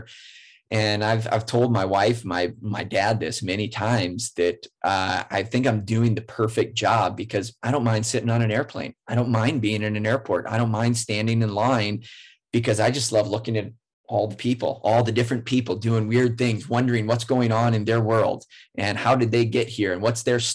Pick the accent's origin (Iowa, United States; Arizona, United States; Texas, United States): Iowa, United States; rural; also born or lived in San Diego; now in Minneapolis, United States; I grew up in rural Iowa, really small town